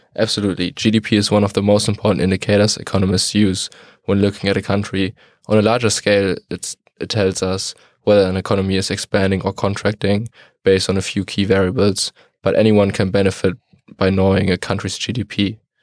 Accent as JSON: {"language": "English", "town": "Detmold", "region": "North Rhine-Westphalia", "country": "Germany", "moved": "yes", "said": "I'm, uh, from Detmold in Germany"}